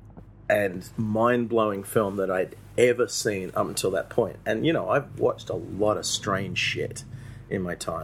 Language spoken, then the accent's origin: English; Australia; I'm an Australian filmmaker here in Manila